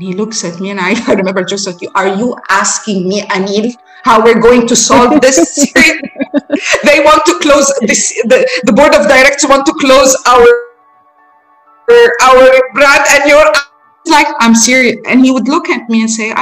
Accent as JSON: {"language": "English", "country": "Egypt", "said": "We're traveling from Egypt, young delegation from Egypt, from our university"}